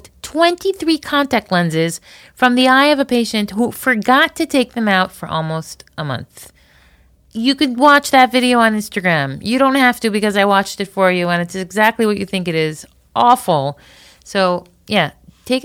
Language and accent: English; Florida, United States; we grew up in Florida